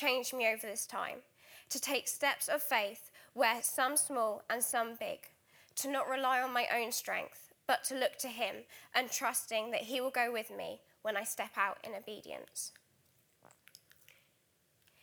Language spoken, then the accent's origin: English; Alton, South East England, United Kingdom; moved away as an adult; also born or lived in Trinidad; now in Guildford, United Kingdom; I was born in the Caribbean island of Trinidad. However, more fittingly to my complexion, I've grown up in Alton, Hampshire, so just half an hour down the road